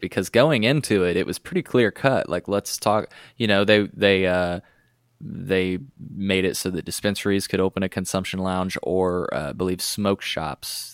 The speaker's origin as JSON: {"language": "English", "region": "Illinois", "country": "United States", "said": "we're from Illinois"}